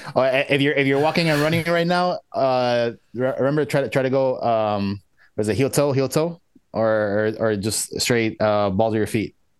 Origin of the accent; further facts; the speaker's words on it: United States; I was born in the U.S.